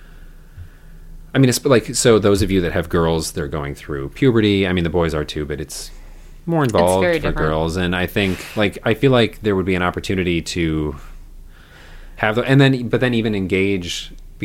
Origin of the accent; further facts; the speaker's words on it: North Woods, United States; I am from the North Woods